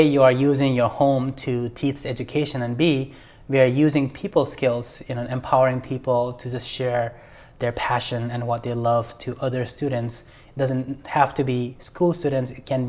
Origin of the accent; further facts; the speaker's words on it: India; now in United States; or now I feel like, you know, I'm American, but at the same time, just being able to do it, having the freedom and the opportunities